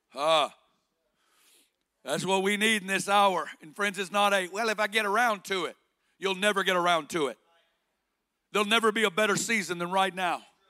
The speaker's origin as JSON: {"language": "English", "region": "Northwest Arkansas", "country": "United States", "tie": "born or raised there", "also_born_or_lived": "Kansas City", "accent": "Arkansas", "moved": "as an adult", "said": "I got born and raised in Northwest Arkansas"}